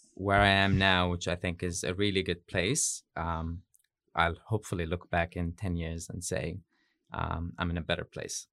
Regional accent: Yemen; moved away as an adult; also born or lived in United States / Beirut, Lebanon; now in New Zealand; I'm from Yemen. I grew up there, but lived in Yemen, uh, bits and pieces, kind of like in the U S and Beirut, Lebanon, before I came to Aotearoa

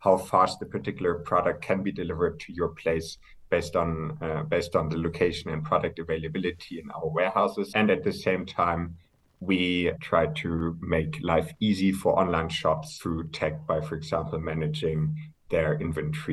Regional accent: Hamburg, Germany; moved away as an adult; also born or lived in near Frankfurt, Germany / United Kingdom; now in Berlin, Germany; I'm originally from Hamburg, grew up there, grew up close to Frankfurt for a couple of years as well. Moved to the UK for my studies

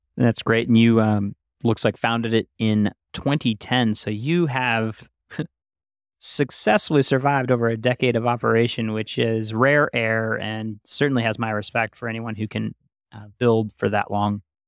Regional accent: New York, United States; I grew up in New York

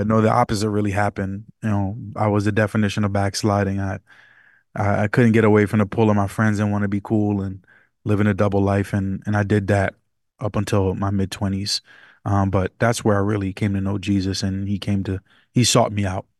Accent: New York City, New York, United States; I was born and raised partially in the Bronx, New York. I'm from New York City area

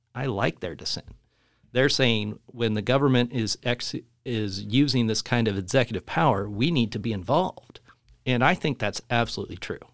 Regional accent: Spokane, Washington, United States; also born or lived in Louisville; raised here in Spokane, and we'd moved over to Louisville

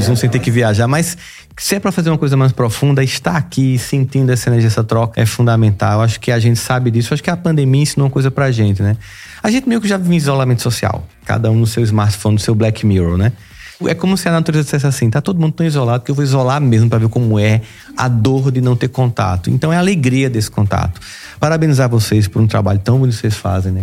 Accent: Campina Grande, Paraíba, Brazil; born or raised there

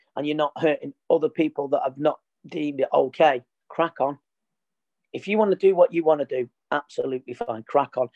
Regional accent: Trafford, North West England, United Kingdom; I was born in Trafford

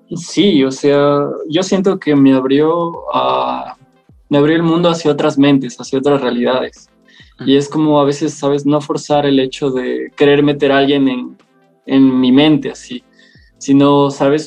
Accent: Loja, Ecuador; also born or lived in Quito; Soy de Ecuador y tengo 20 años

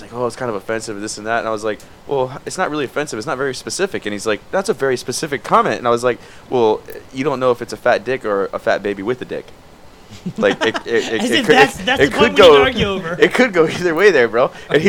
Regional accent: Miami, Florida, United States; born or raised there

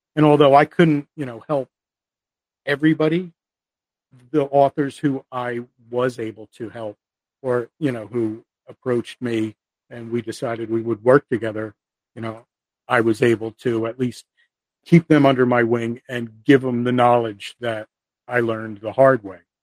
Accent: the Northeast, New Jersey, United States; I'm from the Northeast. I have a very New Jersey attitude

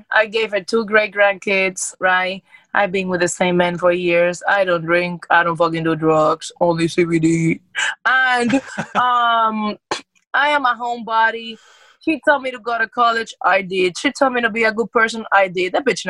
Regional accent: Cuba; also born or lived in Dominican Republic; We came from Cuba, my sister, my mom, and I, and my dad, and my cousins, and we went to Dominican Republic. Then we came over here.

